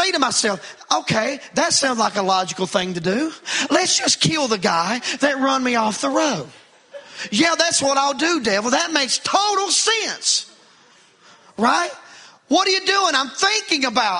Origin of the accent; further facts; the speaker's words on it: United States; I grew up in Wallens Creek